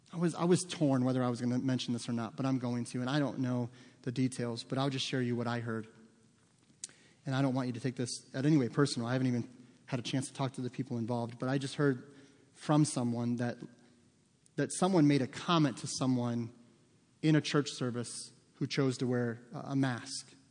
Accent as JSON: {"language": "English", "country": "United States", "said": "as American Christians"}